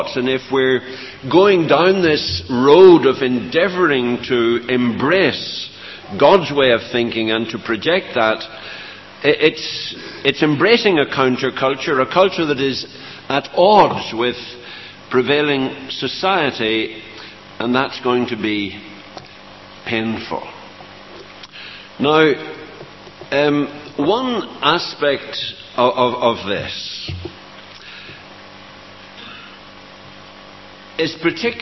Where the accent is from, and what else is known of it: Northern Ireland, United Kingdom